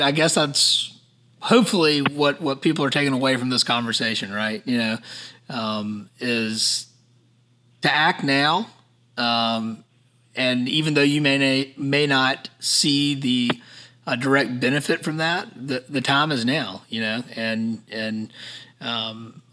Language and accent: English; Savannah, Georgia, United States; now in Charleston, United States; I'm from Savannah, I live in Charleston